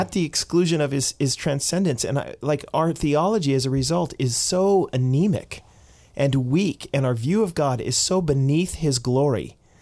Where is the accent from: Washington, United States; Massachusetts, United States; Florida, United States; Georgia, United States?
Massachusetts, United States; Boston; Boston, my hometown